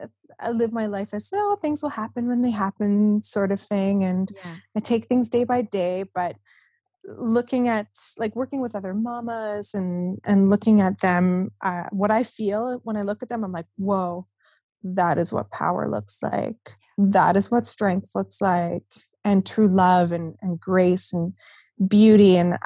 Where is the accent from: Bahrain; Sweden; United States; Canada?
Canada; Winnipeg, Manitoba; I grew up in Winnipeg.